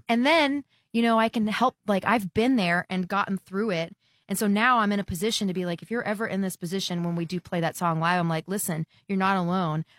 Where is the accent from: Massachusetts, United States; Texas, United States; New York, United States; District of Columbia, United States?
Texas, United States; growing up in the Texas market